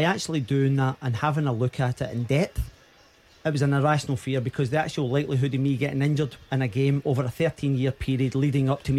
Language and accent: English; Glasgow, Scotland, United Kingdom; when I was a wee boy, growing up in the East End of Glasgow